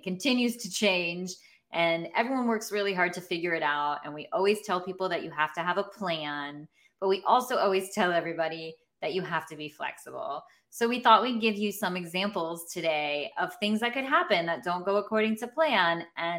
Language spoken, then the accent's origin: English; United States; I'm American.